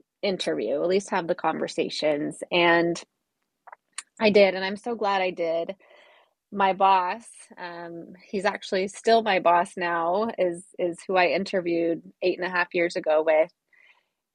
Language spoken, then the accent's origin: English; Boise, Idaho, United States; I ended up transferring to Boise State for a year